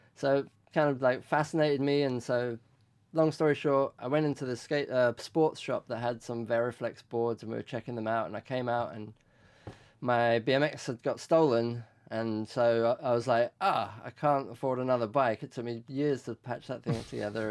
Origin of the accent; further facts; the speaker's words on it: London, United Kingdom; moved away as an adult; also born or lived in Tehran, Iran; now in United States; I grew up in West London in Ealing